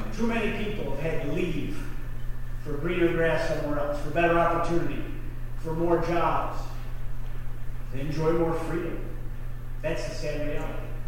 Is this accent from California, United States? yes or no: no; South Dayton, New York, United States; I'm from Pine Valley and I'm damn proud of it. Growing up in South Dayton, a tight-knit community